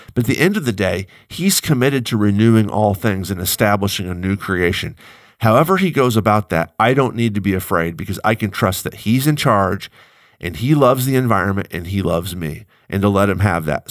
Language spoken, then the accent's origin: English; United States; as an American